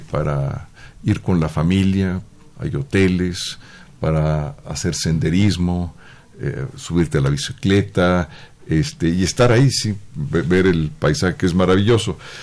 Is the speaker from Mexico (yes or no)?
yes; Mexico City, Mexico; Soy prácticamente la primera, digamos, de esa línea de la familia que nací ya en la, en la Ciudad de México